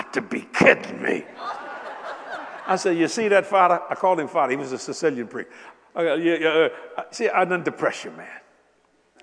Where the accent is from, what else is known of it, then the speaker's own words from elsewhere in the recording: United States; I am an American